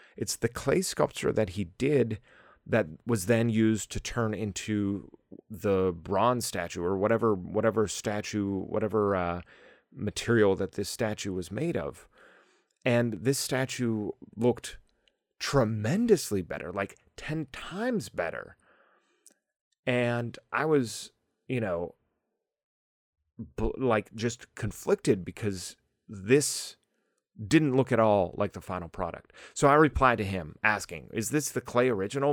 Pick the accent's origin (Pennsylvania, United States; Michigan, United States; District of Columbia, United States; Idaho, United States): Pennsylvania, United States; Pittsburgh; I'm from Pittsburgh